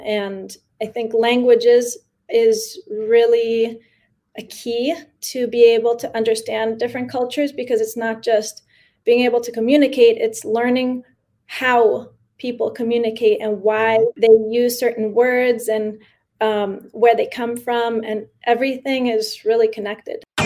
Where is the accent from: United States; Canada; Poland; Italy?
United States; New York City, New York; first language Spanish; English is a second language; also born or lived in San Miguel de Allende, Mexico; I was born in New York uh, yeah. and I have been living here most of my life.